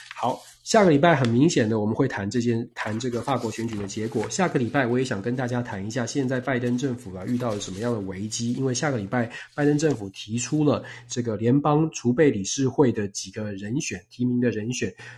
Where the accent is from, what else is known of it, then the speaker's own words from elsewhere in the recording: Taiwan; 我在台湾出生长大